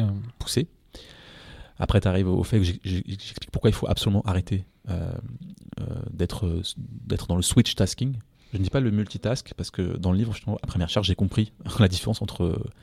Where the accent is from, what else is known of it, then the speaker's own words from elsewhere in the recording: France; je suis français